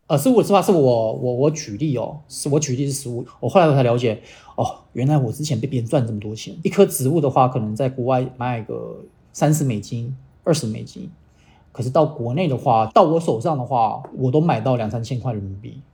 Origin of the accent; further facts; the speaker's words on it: Dongguan, Guangdong, China; moved away as an adult; also born or lived in Kaohsiung, Taiwan / United States; 我台湾小时候在台湾，我在东莞长大，然后那时候我刚刚东莞的时候，我觉得东莞好冷哦，其实才十五度而已，其实不冷。那可是过段时间之后，我就发现，哎，东莞其实不冷。我去了美国读书